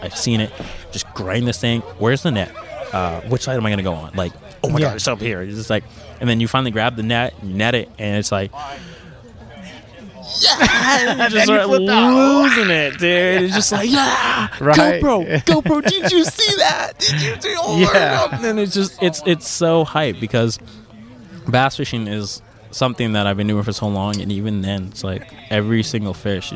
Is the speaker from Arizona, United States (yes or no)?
yes; Arizona, United States; I grew up in Arizona